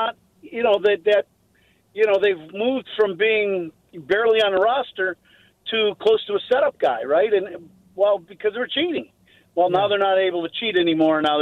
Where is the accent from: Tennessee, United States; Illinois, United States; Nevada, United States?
Illinois, United States; Chicago; South side of Chicago